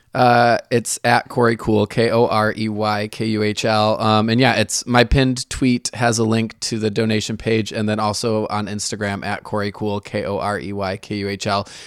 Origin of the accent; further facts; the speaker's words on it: Michigan, United States; now in San Francisco, United States; I grew up in Michigan